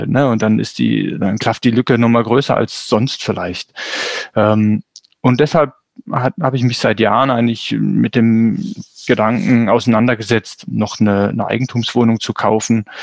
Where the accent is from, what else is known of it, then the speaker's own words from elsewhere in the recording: Swabia, Baden-Württemberg, Germany; also born or lived in North Rhine-Westphalia; now in Kappel-Grafenhausen, Germany; ich bin im Schwabenland groß geworden, gebürtig aus Nordrhein-Westfalen